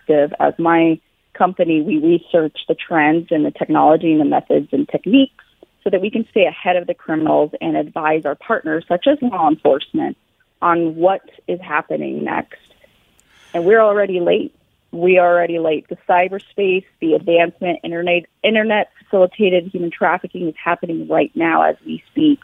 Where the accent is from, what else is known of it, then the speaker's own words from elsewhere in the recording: Billings, Montana, United States; I'm personally from Billings, Montana